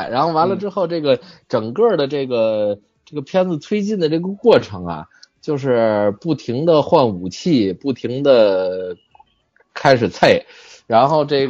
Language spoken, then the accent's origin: Chinese; China; 什么感觉作为一个中国人有多骄傲，我还真没骄傲起来。